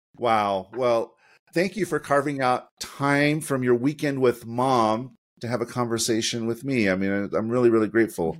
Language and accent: English; Utah, United States; also born or lived in Sandy, Utah; the University of Utah, which is my hometown. I'm joining from Sandy, Utah